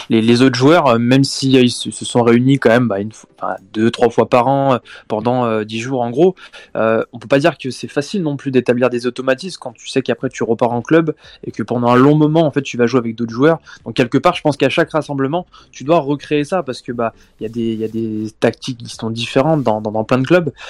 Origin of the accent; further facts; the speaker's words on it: Lyon, Auvergne-Rhône-Alpes, France; nous en tant que Lyonnais, euh, c'est notre euh, fierté.